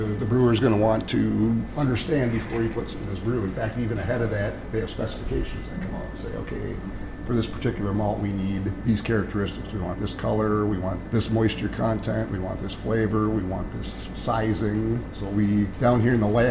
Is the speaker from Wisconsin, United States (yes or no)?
yes; Racine, Wisconsin, United States; Milwaukee's home. I was raised in Racine